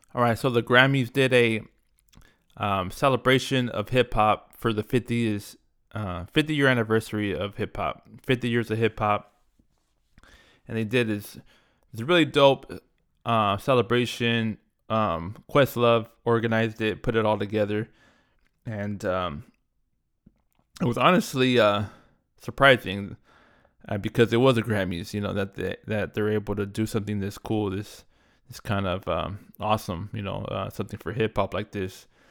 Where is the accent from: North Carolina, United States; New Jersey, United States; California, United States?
California, United States; Southern; growing up in Southern California as a Laker fan